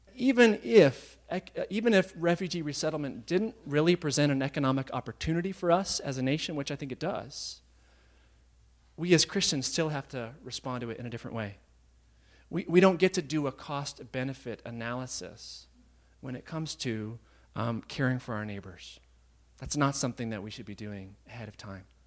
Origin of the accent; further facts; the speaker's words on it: United States; being American